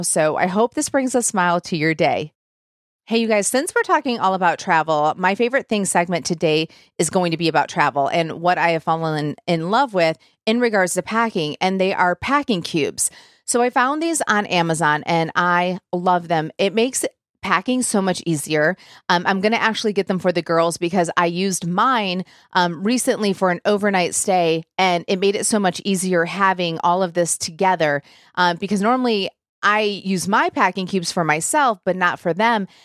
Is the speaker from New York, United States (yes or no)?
no; Michigan, United States; now in Nashville, United States; I am from Michigan